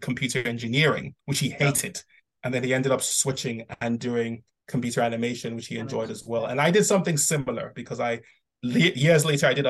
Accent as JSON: {"language": "English", "country": "Nigeria", "tie": "born or raised there", "said": "I grew up in Nigeria"}